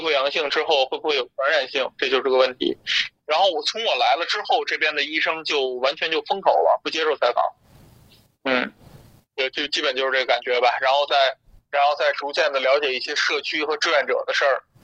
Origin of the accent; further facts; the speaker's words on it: northern China, China; moved away; also born or lived in India; 我是北方人，但我南方那边有个房子